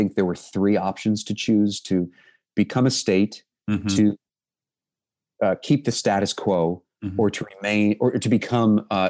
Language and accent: English; United States; as an American